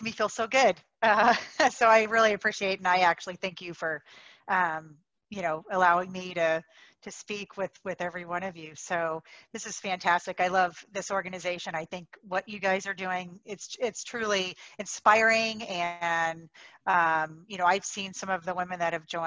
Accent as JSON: {"language": "English", "town": "Daytona Beach", "region": "Florida", "country": "United States", "tie": "born or raised there", "moved": "as an adult", "lives_now": "Arizona, United States", "said": "I grew up in Daytona"}